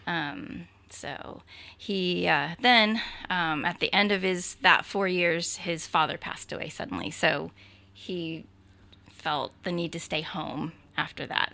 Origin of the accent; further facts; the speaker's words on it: Burbank, California, United States; moved away; also born or lived in Hawaii / Australia / San Diego; I'm originally from Burbank, um, but have lived in Hawaii, Australia, San Diego for a really long time.